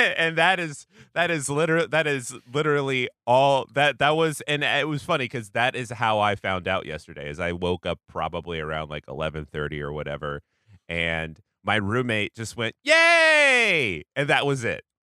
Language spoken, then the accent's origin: English; Washington, United States; moved away; Washington State, actually, my home, my home state.